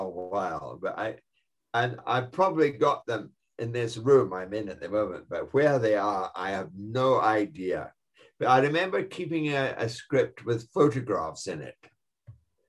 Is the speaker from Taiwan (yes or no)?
no; Greenock, Scotland, United Kingdom; I remember driving a Bentley when I was in Greenock, my hometown